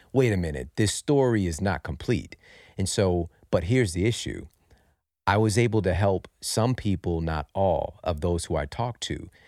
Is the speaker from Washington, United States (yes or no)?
no; St. Louis, Missouri, United States; I'm from Saint Louis, Missouri, you know, right in the heartland, and I grew up in some pretty difficult circumstances